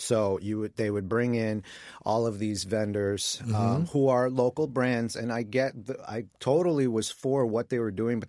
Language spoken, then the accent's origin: English; Queens, New York, United States; You know, Mike and I are both native New Yorkers. I grew up in Queens, Mike in the Bronx.